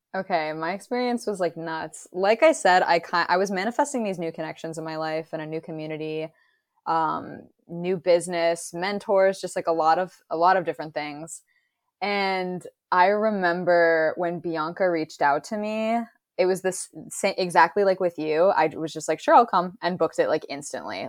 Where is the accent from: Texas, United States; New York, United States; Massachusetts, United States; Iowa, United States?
Massachusetts, United States; my hometown in Massachusetts